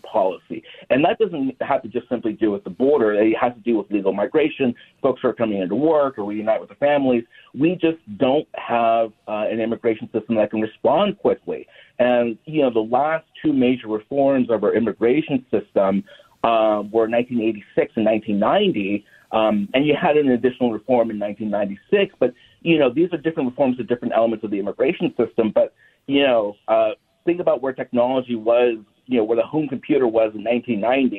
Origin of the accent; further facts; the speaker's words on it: Los Angeles, California, United States; moved away; also born or lived in Minnesota; I'm originally from Los Angeles